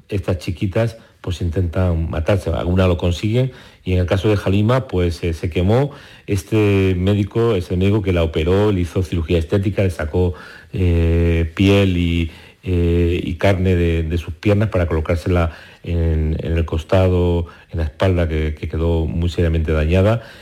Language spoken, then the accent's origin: Spanish; Barcelona, Catalonia, Spain; also born or lived in Córdoba; Yo nací en Córdoba, pero antes de cumplir los tres años eh, nos fuimos a Barcelona